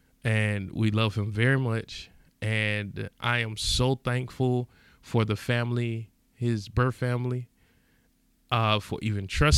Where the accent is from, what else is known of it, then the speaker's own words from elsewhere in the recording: East Point, Georgia, United States; I mind you, I'm skeptical of everything. I'm from East Point, Georgia. I don't trust nothing.